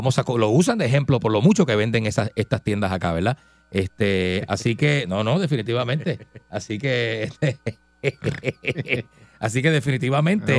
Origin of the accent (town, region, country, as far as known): Puerto Rico